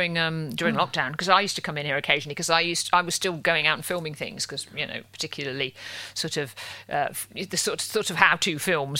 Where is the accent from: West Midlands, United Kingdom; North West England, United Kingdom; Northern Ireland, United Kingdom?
West Midlands, United Kingdom; Wolverhampton; also born or lived in Ealing; now in London, United Kingdom; I'm from Wolverhampton myself.